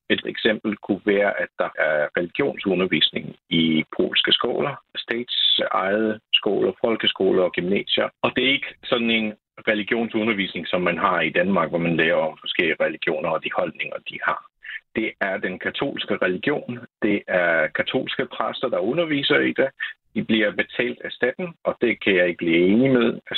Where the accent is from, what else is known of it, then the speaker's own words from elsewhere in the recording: Poland; Danish is a second language; og jeg er vestgægte polak, der har hele mit liv øh, boet i Polen, men jeg er uddannet kendt i dansk fra øh, et polsk universitet, og det er grunden til, at jeg taler dansk.